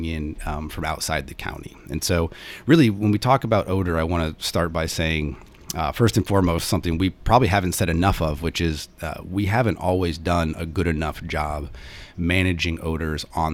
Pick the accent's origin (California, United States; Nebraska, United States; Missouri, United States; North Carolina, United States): Nebraska, United States; Omaha; moved away; I'm originally from Omaha, Nebraska